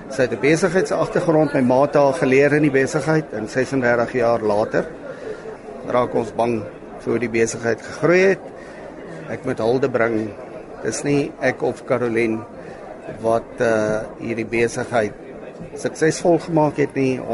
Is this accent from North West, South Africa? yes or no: no; George, Western Cape, South Africa; Kyk, Lesa, ek is van George in die Suid-Kaap. Toevallig die dorp wat die vinnigste groei, nie meer 'n dorpie, dit raak 'n metropool. Uh Ons is daar, ek en my broer Louis is daar eh, gebore.